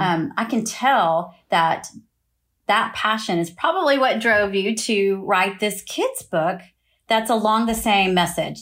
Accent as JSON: {"language": "English", "town": "Austin", "region": "Texas", "country": "United States", "moved": "yes", "said": "we are both from Austin, Texas."}